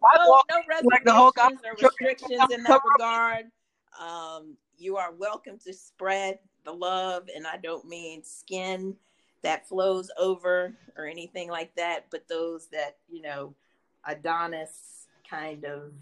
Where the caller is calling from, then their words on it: Newport News, Virginia, United States; I am calling from the Newport News side of the Hampton Roads area.